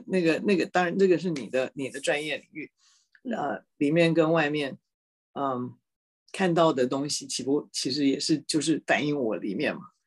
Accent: Taipei, Taiwan; moved away as an adult; 我在台北出生的

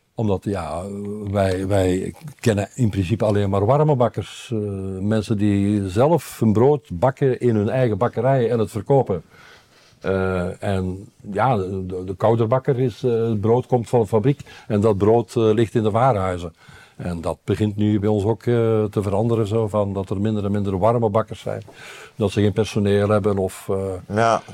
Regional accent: Belgium; also born or lived in Brabant, Netherlands; now in Netherlands; als Belg

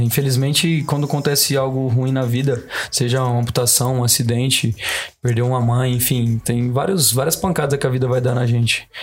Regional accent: Brazil; a gente é brasileiro

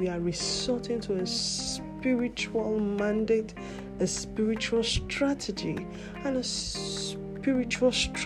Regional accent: Nigeria; My home country is Nigeria

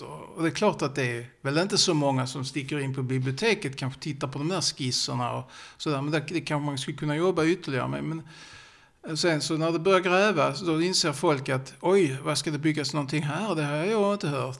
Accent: Sjöbo, Skåne, Sweden; accent: Scanian (skånska); jag pratar ju skånska så jag har mina rötter i Sjöbo

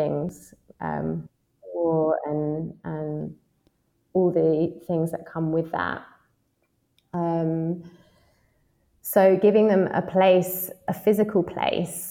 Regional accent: London, United Kingdom; moved away as an adult; now in Yangon, Myanmar; I'm a Londoner.

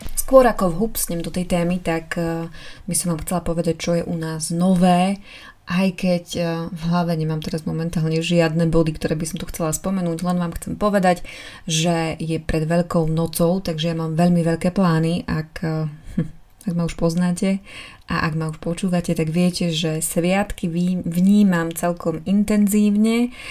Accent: eastern Slovakia, Slovakia; moved away; U nás na východe je zvyk e, zobrať košík, naplniť ho jedlom a ísť

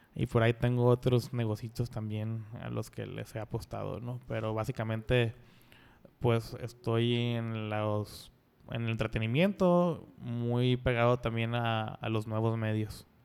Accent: Culiacán, Sinaloa, Mexico; moved away as an adult; also born or lived in Vancouver, Canada / Montreal, Canada; now in Mexico City, Mexico; soy de Culiacán y también canadiense, de Vancouver

